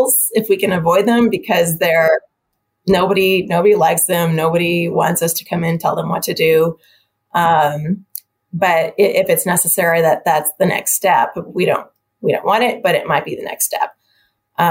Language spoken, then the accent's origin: English; Helena, Montana, United States; also born or lived in Washington / Michigan; now in Missoula, United States; I'm from Montana, so I'm from Helena, grew up in Helena